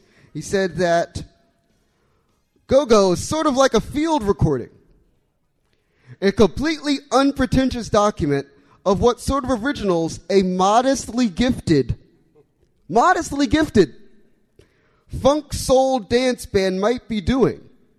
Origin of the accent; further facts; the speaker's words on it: Washington, District of Columbia, United States; I grew up on Eastern Avenue, over by Dingwood Metro Station, right around the corner from you.